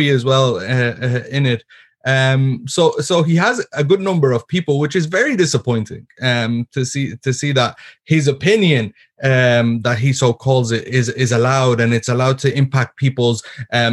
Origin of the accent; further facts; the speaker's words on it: Ireland; being born and raised in Ireland